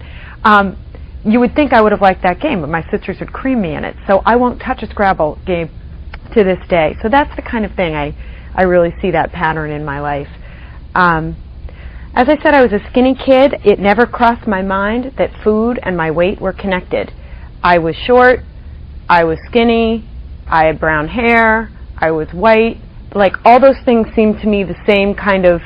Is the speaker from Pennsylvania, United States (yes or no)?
no; Washington, District of Columbia, United States; moved away as an adult; also born or lived in Providence, Rhode Island; I grew up in the Washington, D.C. area